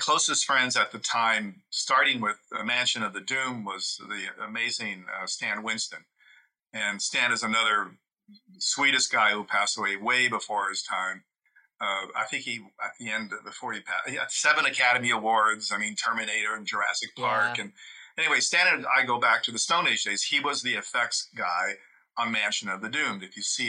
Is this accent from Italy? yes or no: yes; Italy; moved away; I grew up in Italy. So, you know, people say I was culturally deprived because I didn't grow up in the States.